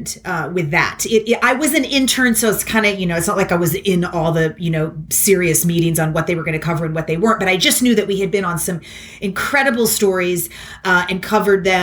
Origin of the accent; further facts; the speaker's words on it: Kentucky, United States; moved away as an adult; also born or lived in Philadelphia / New York City; a really well-rounded and loving childhood growing up in Kentucky